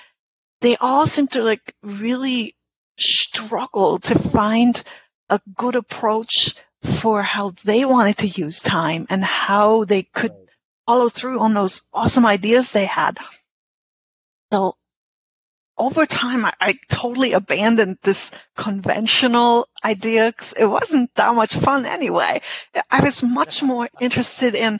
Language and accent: English; Germany; English is a second language; moved away as an adult; now in Albany, United States; I am a German English translator. I grew up in Germany, and I've been living in Albany, New York, where I've been living in the U.S. for more than 30 years